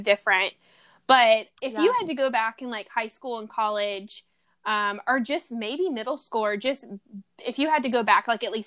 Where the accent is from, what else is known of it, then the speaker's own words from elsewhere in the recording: Louisiana, United States; now in California, United States; I'm in California and I love the weather here, but I'm originally from Louisiana.